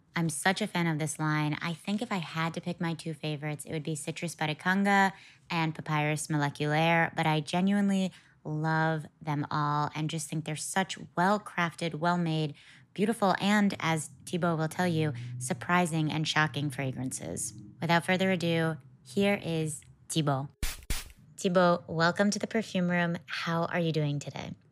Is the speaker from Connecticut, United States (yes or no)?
yes; Connecticut, United States; I'm from Connecticut